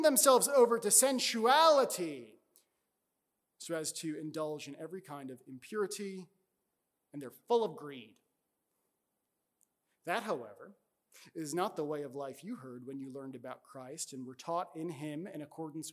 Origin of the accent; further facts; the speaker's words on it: New York, United States; my home state of New York